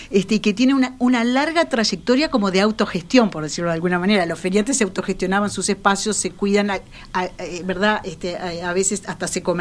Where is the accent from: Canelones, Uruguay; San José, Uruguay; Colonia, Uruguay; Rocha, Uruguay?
San José, Uruguay; now in Montevideo, Uruguay; llegué a Montevideo, este, mi hermana me compró un pescadito en la feria de Tristán Narvaja cuando vine de San José.